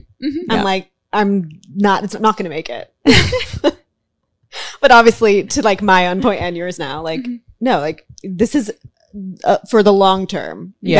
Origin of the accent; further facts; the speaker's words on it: the Bay Area, California, United States; I'm like from the Bay Area.